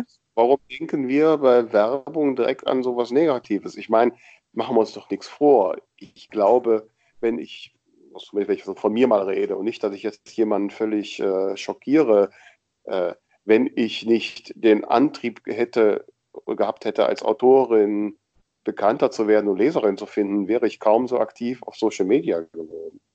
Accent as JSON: {"language": "German", "town": "Grefrath", "region": "North Rhine-Westphalia", "country": "Germany", "tie": "born or raised there", "said": "Grefrath am Niederrhein, das ist zufällig mein Geburtsort, das passt ganz gut, da käme ich aus."}